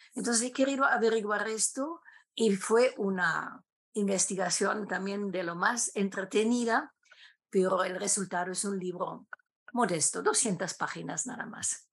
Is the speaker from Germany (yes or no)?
yes; Germany; Spanish is a second language; also born or lived in Lima, Peru / Bogotá, Colombia; sea catedrática en algún momento en mi país, en Alemania